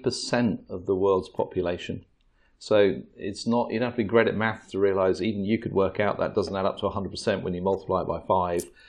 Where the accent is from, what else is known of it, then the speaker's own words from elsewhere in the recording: England, United Kingdom; we're English